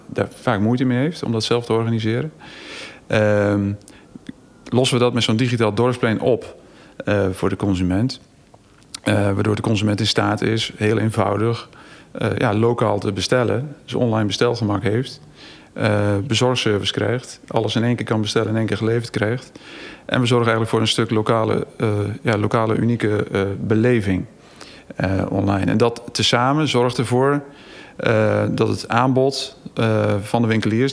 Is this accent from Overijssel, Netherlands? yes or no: yes; Zwartsluis, Overijssel, Netherlands; moved away as an adult; also born or lived in Groningen / Amsterdam; in Zwartsluis. Dus het dorp waar ik eigenlijk zelf geboren ben